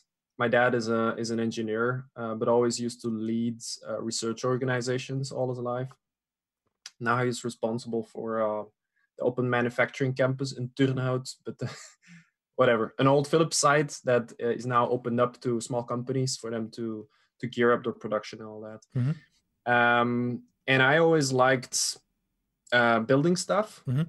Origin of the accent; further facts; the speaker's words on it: New York, United States; born there; I was born in a little town upstate New York of Belgian parents. There's nothing American about me apart from